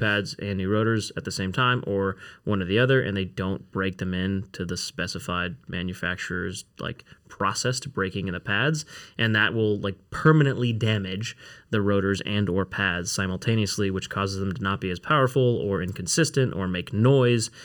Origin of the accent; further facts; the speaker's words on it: Newbury Park, California, United States; I grew up in Newbury Park, California